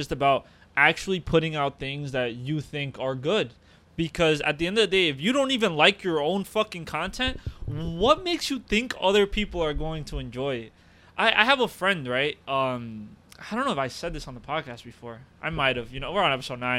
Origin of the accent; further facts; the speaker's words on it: United States; also born or lived in Uruguay; I've lived in America like 20 plus years. I've went to all the American schools. I am an American by trade. I'm a Uruguayan by ethnicity and culture